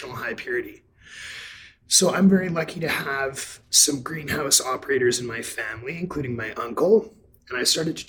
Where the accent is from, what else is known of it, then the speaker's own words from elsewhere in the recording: Vancouver, British Columbia, Canada; I'm born and raised in Vancouver, BC, which might be one of the global capital epicenters of cannabis culture. Proud son of Vancouver.